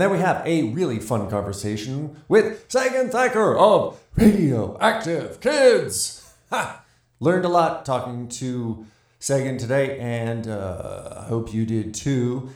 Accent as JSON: {"language": "English", "region": "Montana", "country": "United States", "said": "I'm from Montana"}